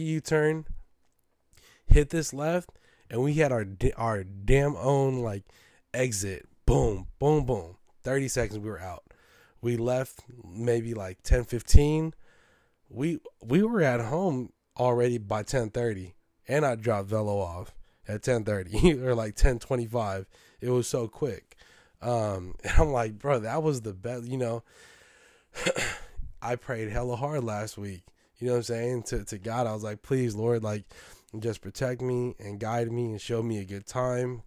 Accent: San Francisco, California, United States; I'm from San Francisco.

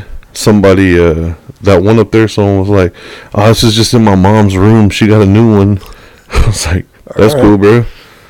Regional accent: Texas, United States; We're from Texas.

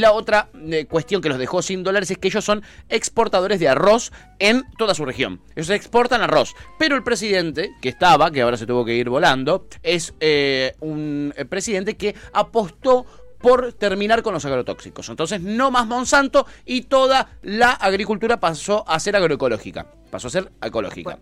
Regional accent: Argentina; tu, acento, ¿de dónde sos? Eh, de Argentina

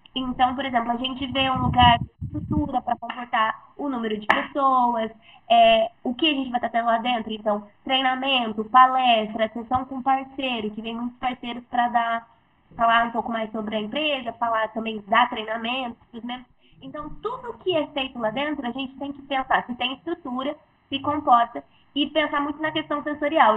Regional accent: interior of São Paulo, Brazil; eu sou aqui do, interior de São Paulo

